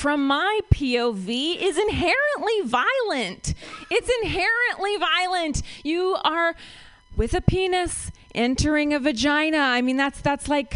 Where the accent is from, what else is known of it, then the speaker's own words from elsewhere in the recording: Ohio, United States; moved away as an adult; now in San Francisco, United States; I am from Ohio